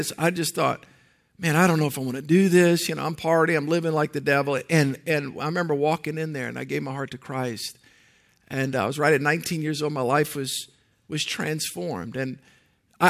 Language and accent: English; New Orleans, Louisiana, United States; I grew up in the New Orleans area